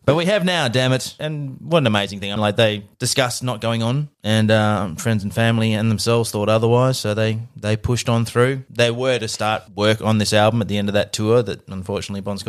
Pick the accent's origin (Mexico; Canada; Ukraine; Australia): Australia; it's very Australian way of life